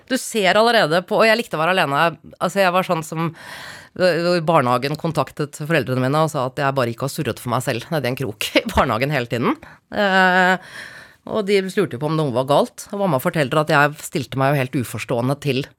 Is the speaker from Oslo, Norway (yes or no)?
yes; Oslo, Norway; Jeg er fra Ekeberg, Klambergseter, Røa Jeg har flyttet 30 ganger.